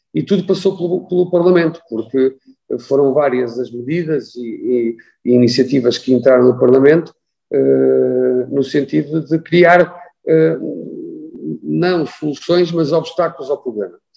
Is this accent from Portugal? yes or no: yes; Viana do Castelo, Norte, Portugal; sou oriundo do norte de Portugal e de Viana do Castelo